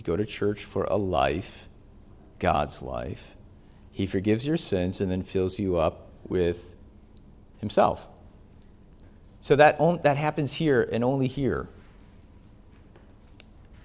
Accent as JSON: {"language": "English", "region": "Wisconsin", "country": "United States", "tie": "born or raised there", "said": "I grew up in Wisconsin"}